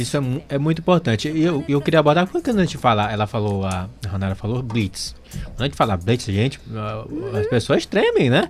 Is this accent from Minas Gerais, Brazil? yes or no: no; Amazonas, Brazil; Eu sou amazonense